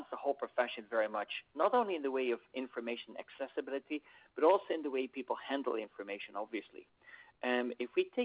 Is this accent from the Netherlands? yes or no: yes; Netherlands; today I am in my home country of the Netherlands